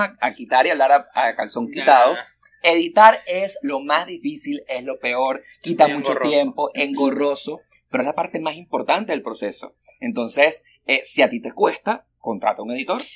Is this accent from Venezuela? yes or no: yes; Venezuela; now in Miami, United States; soy súper venezolano